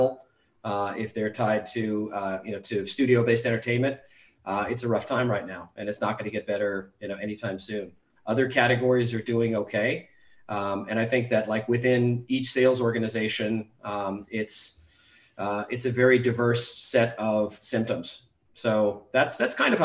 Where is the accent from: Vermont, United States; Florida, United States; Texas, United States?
Vermont, United States; Charlotte; I am in Charlotte, Vermont, my hometown, which has more covered bridges than traffic lights.